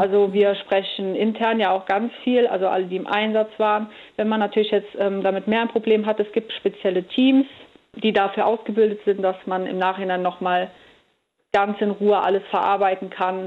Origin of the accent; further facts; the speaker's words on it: Andernach, Rhineland-Palatinate, Germany; ich bin jetzt in Andernach am Rhein aufgewachsen